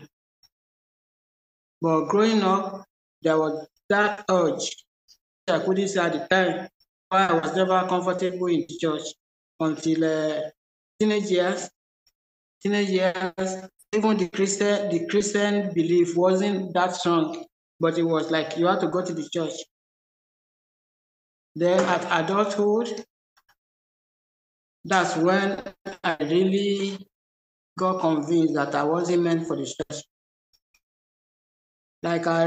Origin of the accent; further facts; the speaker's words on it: Nigeria; I was born and raised in Yoruba land